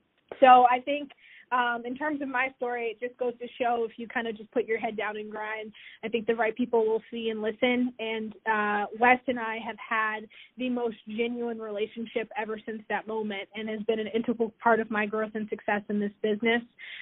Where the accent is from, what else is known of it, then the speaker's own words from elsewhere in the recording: New York, United States; moved away as an adult; now in central New York, United States; And here I am in central New York in a much more extreme weather conditions than what I grew up in just outside of New York City. And I've been here going on 4 years now.